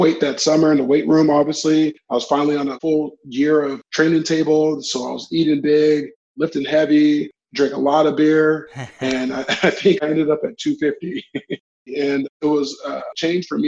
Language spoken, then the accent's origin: English; Orange County, California, United States; We're both from Orange County